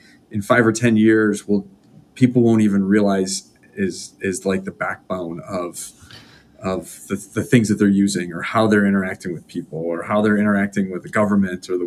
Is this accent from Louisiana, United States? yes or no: no; Rochester, New York, United States; I'm from Western New York, so Rochester, New York, which these days seems like a great place to live